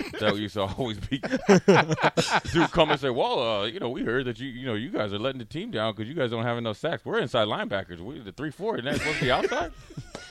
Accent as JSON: {"language": "English", "town": "Eden Prairie", "region": "Minnesota", "country": "United States", "said": "I'm from Eden Prairie, Minnesota"}